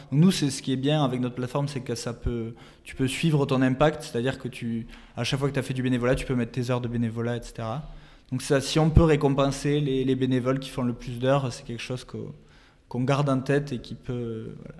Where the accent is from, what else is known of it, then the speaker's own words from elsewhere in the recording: France; moved away; on est, euh, on est français, donc on a notre famille en France